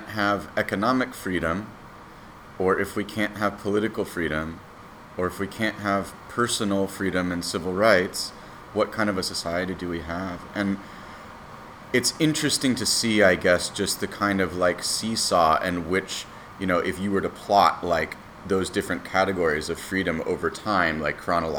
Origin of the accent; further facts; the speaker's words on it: United States; my country